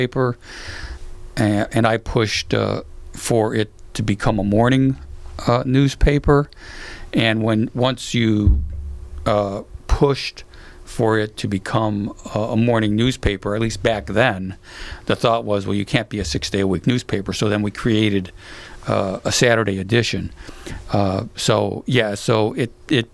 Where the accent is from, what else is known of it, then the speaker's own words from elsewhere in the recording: Chicago, Illinois, United States; moved away; also born or lived in Florida / upstate New York / Santa Monica, California; growing up in Chicago